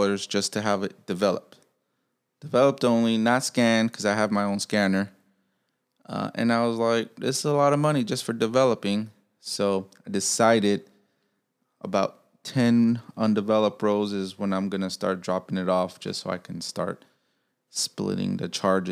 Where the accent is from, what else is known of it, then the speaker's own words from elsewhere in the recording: Chicago, Illinois, United States; I'm from Chicago. I'm from Pilsen.